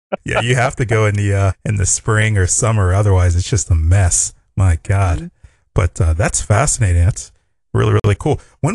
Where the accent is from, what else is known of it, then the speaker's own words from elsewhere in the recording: Pittsburgh, Pennsylvania, United States; moved away; I'm from the East Coast as well, Pittsburgh, Pennsylvania.